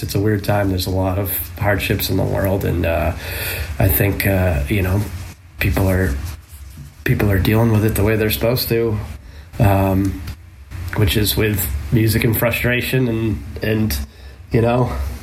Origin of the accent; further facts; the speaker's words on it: Maine, United States; the area that I grew up in Maine